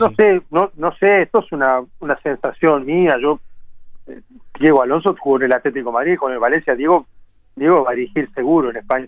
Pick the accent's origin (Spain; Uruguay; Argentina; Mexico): Uruguay; siendo uruguayo